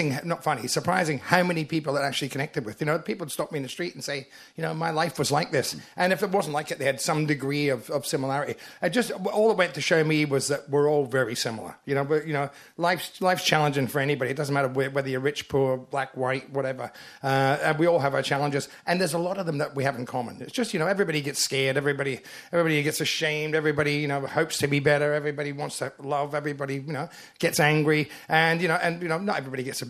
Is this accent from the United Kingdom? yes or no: yes; Glasgow, Scotland, United Kingdom; moved away; Glasgow's my hometown